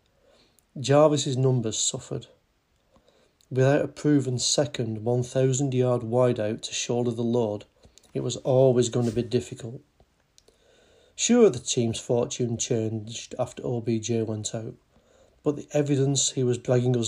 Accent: England, United Kingdom; I'm English.

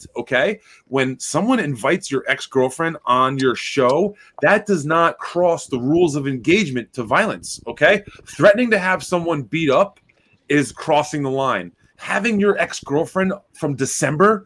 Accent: New York, United States; I'm from New York

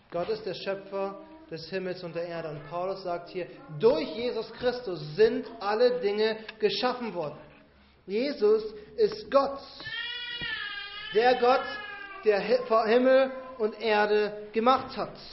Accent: Bavaria, Germany; Seht ihr, ich bin in Bayern auf dem Dorf aufgewachsen.

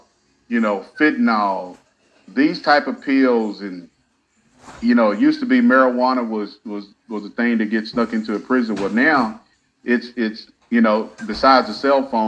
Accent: Hobbs, New Mexico, United States; I started out working at a county jail back home in New Mexico

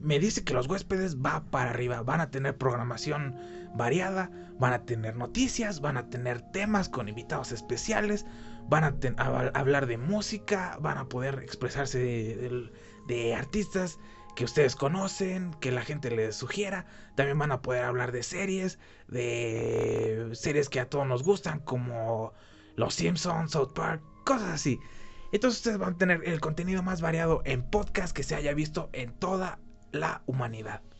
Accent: Mexico

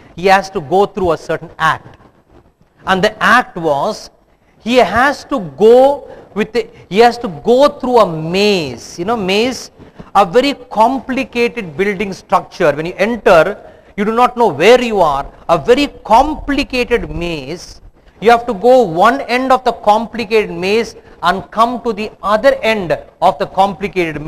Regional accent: Bangalore, Karnataka, India; I come from Bangalore

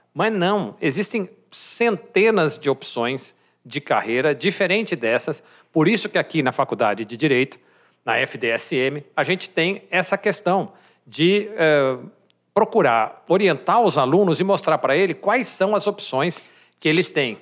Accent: São Paulo, Brazil; also born or lived in Campinas; sou de São Paulo, mas fui estudar em Campinas

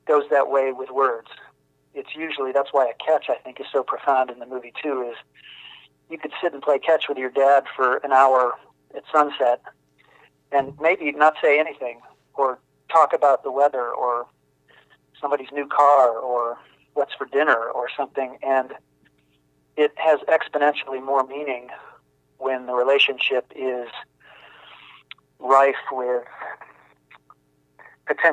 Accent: Ohio, United States; moved away; I grew up in Amish country on a farm in Ohio

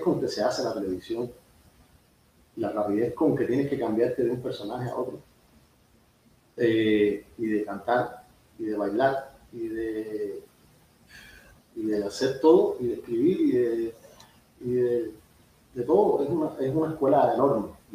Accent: Cuba; moved away as an adult; also born or lived in Seville, Spain; now in United States; yo creo que los cubanos siempre fuimos

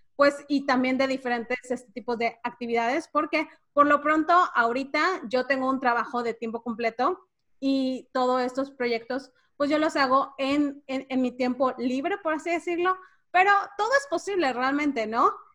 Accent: Cancún, Quintana Roo, Mexico; also born or lived in Mérida, Yucatán, Mexico; now in Brownsville, United States; yo específicamente nací en Mérida y crecí en Cancún y vivo ahora en Brownsville, Texas

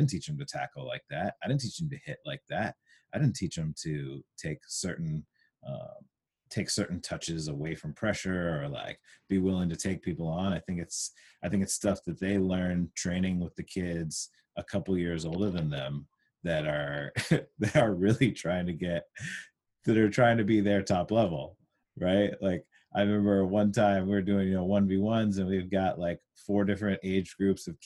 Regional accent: Huntington Beach, California, United States; my experiences growing up in Huntington, where, you know, it was a more of a suburb

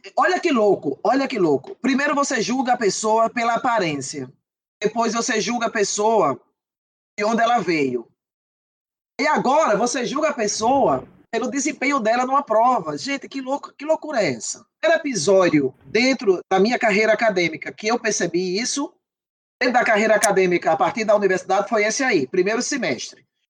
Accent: Patos, Paraíba, Brazil; moved away as an adult; eu vinha do interior da Paraíba, né? Eu não sou da capital, João Pessoa

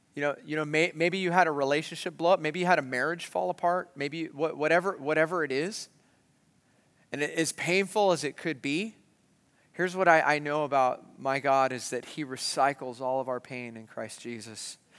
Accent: San Marcos, California, United States; when I was a kid growing up in San Marcos, California

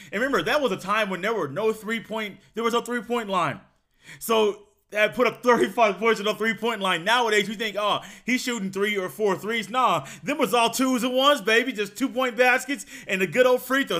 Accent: Indiana, United States; I was born in Indiana

